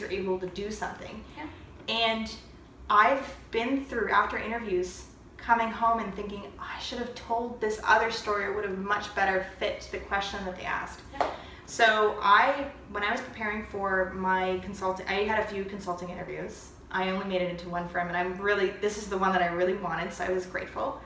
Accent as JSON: {"language": "English", "town": "St. Catharines", "region": "Ontario", "country": "Canada", "moved": "as an adult", "lives_now": "Ottawa, Canada", "said": "I'm from St. Catharines, a smaller city, and I moved here to go to university"}